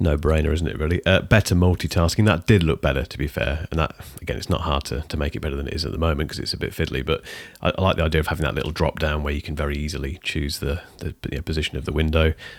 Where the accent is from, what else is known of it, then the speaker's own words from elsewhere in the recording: United Kingdom; I'm British